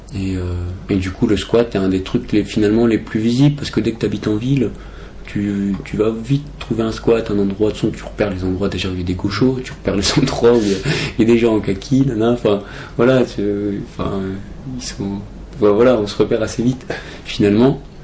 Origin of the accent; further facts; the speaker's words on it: Brest, Brittany, France; moved away as an adult; now in Paris, France; je suis de Brest